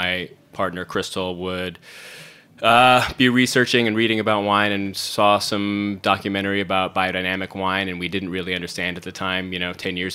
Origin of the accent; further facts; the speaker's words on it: Syracuse, New York, United States; moved away as an adult; also born or lived in Brooklyn; now in Hudson Valley, United States; I grew up in central New York, in Syracuse.